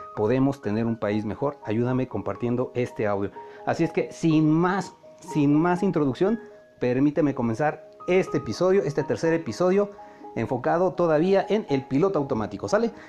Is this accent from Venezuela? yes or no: no; Mexico; cómo somos los mexicanos